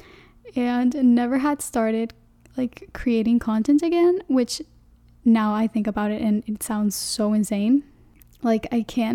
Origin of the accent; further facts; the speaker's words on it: Panama; first language Spanish; English is a second language; I'm from Panama, the country, not the city in Florida, the country Panama. And my first language is Spanish